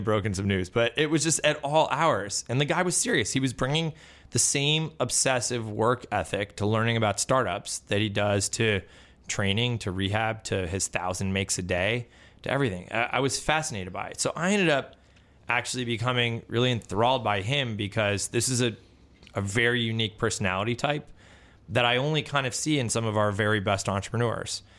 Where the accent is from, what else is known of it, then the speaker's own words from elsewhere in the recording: Buffalo, New York, United States; moved away; I grew up in Buffalo